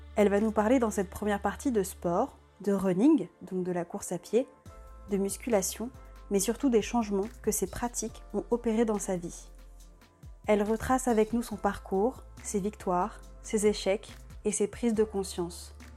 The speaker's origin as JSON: {"language": "French", "town": "Paris", "region": "Île-de-France", "country": "France", "tie": "born or raised there", "moved": "as an adult", "lives_now": "Lyon, France", "said": "c'est vrai que nous, on avait toujours habité à Paris. Ma mère est née à Paris, je suis née à Paris"}